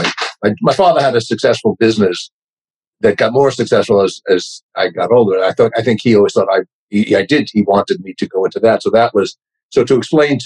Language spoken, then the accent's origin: English; New York, United States; accent: New York; now in Los Angeles, United States; my New York accent was so much more pronounced back then